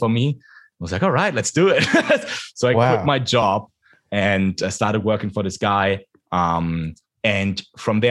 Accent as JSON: {"language": "English", "town": "Frankfurt", "region": "Hesse", "country": "Germany", "tie": "born or raised there", "second_language": "English", "moved": "as an adult", "said": "Frankfurt, my hometown"}